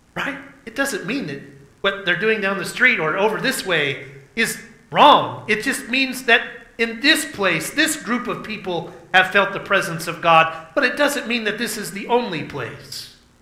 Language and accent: English; southeastern Oklahoma, United States; in my case, a southeastern Oklahoman